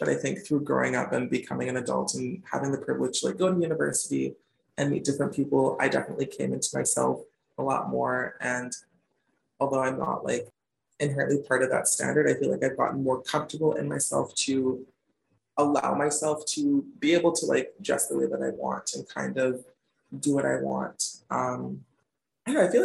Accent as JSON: {"language": "English", "town": "Smithers", "region": "British Columbia", "country": "Canada", "tie": "born or raised there", "also_born_or_lived": "Chicago / Victoria", "moved": "as an adult", "lives_now": "Vancouver, Canada", "said": "originally I'm from a small town in Northern BC called Smithers, which is like way, way, way up there, kind of in between Prince George and Prince Rupert"}